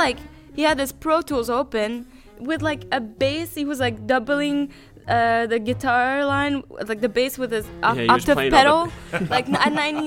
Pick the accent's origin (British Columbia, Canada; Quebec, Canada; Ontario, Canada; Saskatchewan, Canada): Quebec, Canada; Well, yeah, like I grew up in Quebec, and really I didn't know much about Texas.